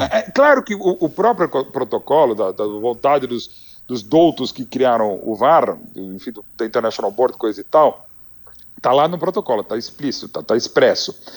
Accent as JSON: {"language": "Portuguese", "country": "Brazil", "said": "nós como brasileiro como um todo"}